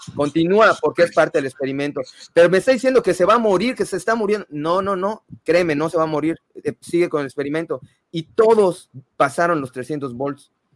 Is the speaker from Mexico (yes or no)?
yes; Mexico; nací en México soy católico